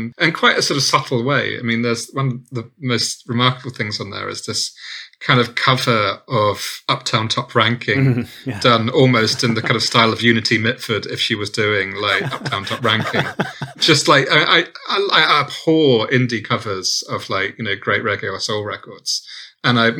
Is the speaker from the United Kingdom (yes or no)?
yes; Southampton, South East England, United Kingdom; I'm from Southampton